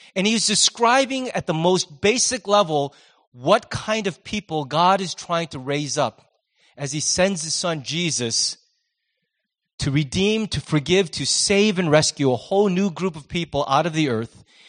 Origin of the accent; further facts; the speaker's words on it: United States; as Americans